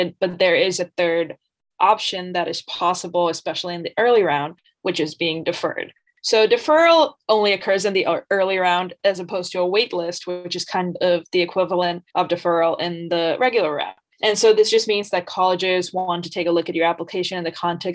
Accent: Bangladesh; moved away as an adult; I'm originally from Bangladesh

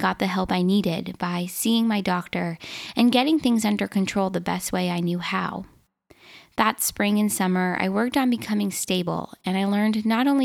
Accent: Minnesota, United States; I was born and raised in Minnesota, where I currently live.

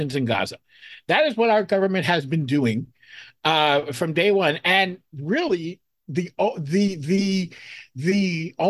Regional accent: United States; as a Jew, as an American Jew

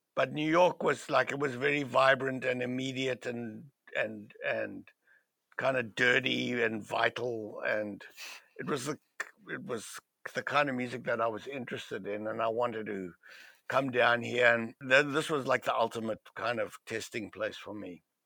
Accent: Cape Town, Western Cape, South Africa; moved away; where I grew up in in Cape Town, it was a very liberal part of the world, of South Africa.

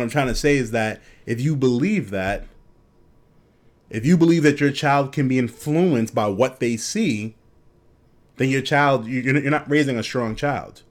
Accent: New York, United States; growing up in New York

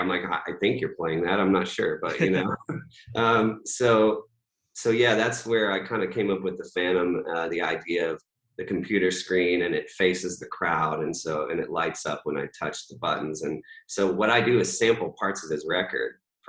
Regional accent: North Carolina, United States; also born or lived in Virginia; I didn't grow up, you know, I grew up in North Carolina and Virginia, but like I never was like a hardcore country fan

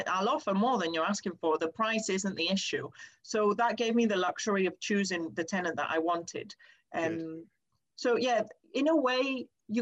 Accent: Greece; now in United Kingdom; I grew up in Greece and I'm used to a lot more sunshine

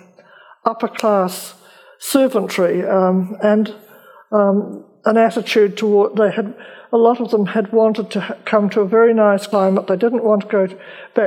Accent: New Zealand

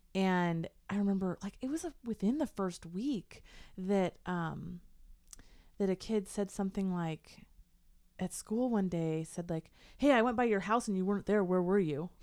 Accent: Portland, United States; moved away as an adult; I grew up in Portland

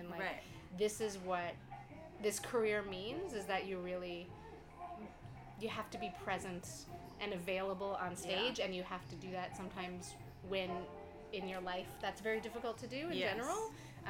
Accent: around Syracuse or Ithaca, upstate New York, United States; also born or lived in Montreal, Canada; now in Toronto, Canada; I grew up in upstate New York, but I live in Canada

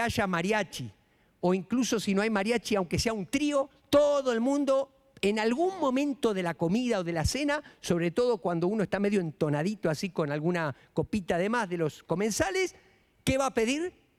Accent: Florencio Varela, Buenos Aires Province, Argentina; moved away as an adult; now in Mexico; Florencio Varela, donde yo nací

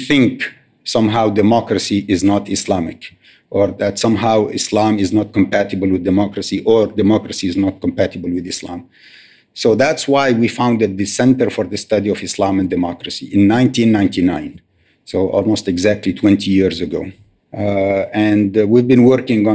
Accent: Tunisia; moved away as an adult; now in United States; When I was growing up in Tunisia

